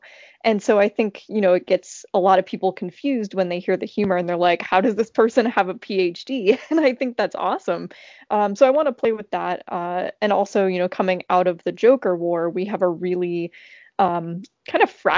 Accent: Florida, United States; now in New York, United States; I'm from Florida, so anytime it gets below 70, I get confused.

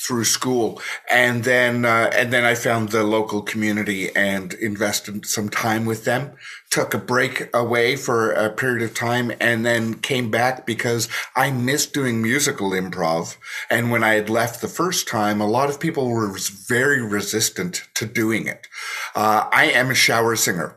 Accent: Toronto, Ontario, Canada; I'm from Toronto, so I am right on the lake

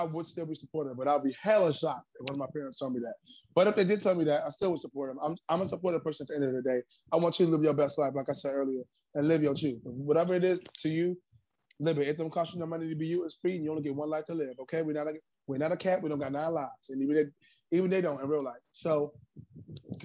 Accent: New York City, New York, United States; I'm from Harlem

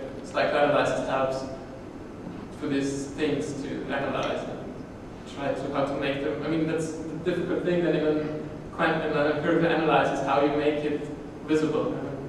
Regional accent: Austria; I'm from Austria, it's quite similar to Germany.

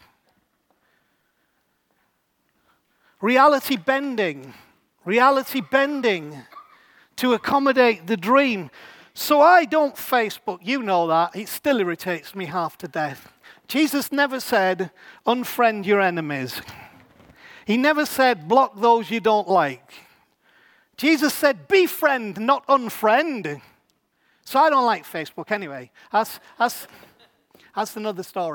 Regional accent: England, United Kingdom; here we are English people

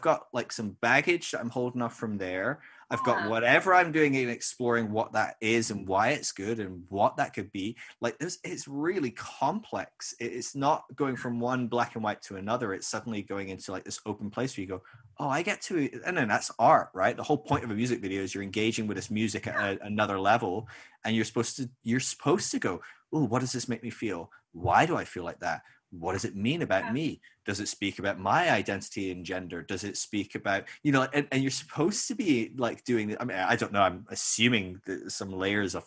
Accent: Scotland, United Kingdom; moved away as an adult; now in United States

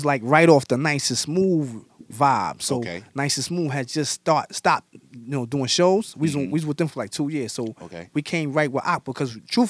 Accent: New York City, New York, United States; But me, I grew up in Brownsville, and then I moved to East New York.

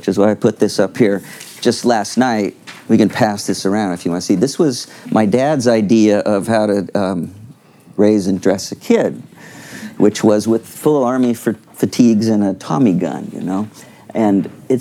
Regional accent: Newport Beach, California, United States; we grew up in Corona del Mar, which is kind of the southern end of Newport Beach

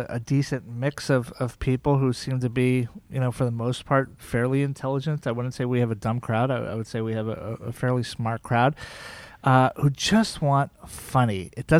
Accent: Key West, Florida, United States; And then we settled in Key West, Florida, and I went to high school there, and I consider that basically my hometown.

